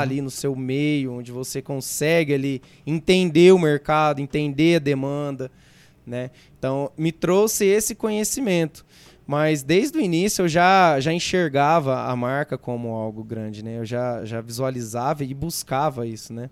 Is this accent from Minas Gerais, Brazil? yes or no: no; Mirassol, São Paulo, Brazil; also born or lived in Votuporanga; Sou de Mirassol, sou. É, nasci em Votuporanga, mas vim para cá muito, muito pequeno